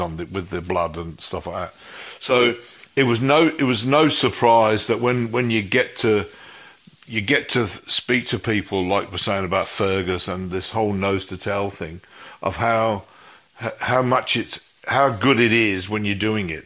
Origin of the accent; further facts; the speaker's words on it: Coventry, West Midlands, United Kingdom; now in Melbourne, Australia; my hometown, which is Coventry in the West Midlands in England